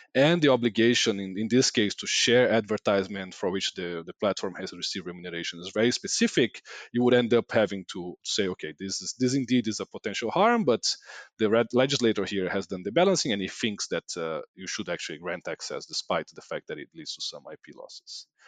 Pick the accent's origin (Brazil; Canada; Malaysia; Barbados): Brazil; I'm from Brazil